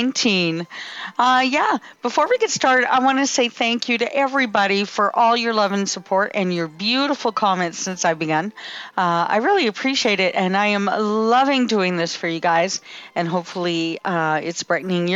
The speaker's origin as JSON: {"language": "English", "country": "Canada", "said": "I'm from Canada"}